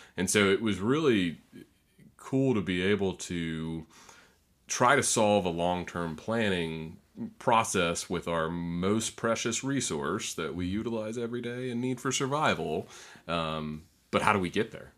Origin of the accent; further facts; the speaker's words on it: North Florida, United States; also born or lived in Troy, New York; even though I was born in New York, I've, I've spent a majority of my life here, and particularly in North Florida